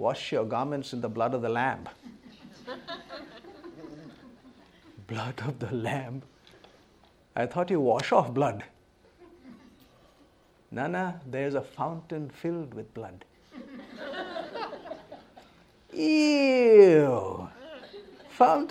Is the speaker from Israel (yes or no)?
no; India; born and brought up in India, land of tremendous diversity.